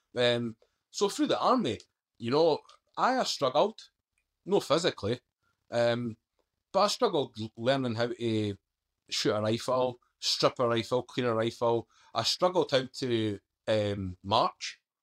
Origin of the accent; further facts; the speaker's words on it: Scotland, United Kingdom; accent: Scottish; moved away; also born or lived in London; I'm a Scottish accent